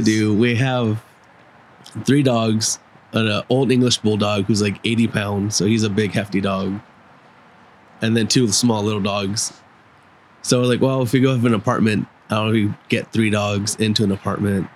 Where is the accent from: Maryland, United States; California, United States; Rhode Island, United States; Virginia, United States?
California, United States; Upland; my childhood home where I grew up in in Upland